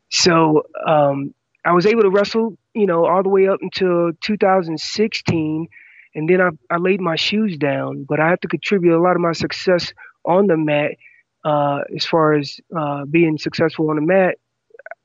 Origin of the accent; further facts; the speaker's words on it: North Carolina, United States; moved away as an adult; also born or lived in California; I'm originally from North Carolina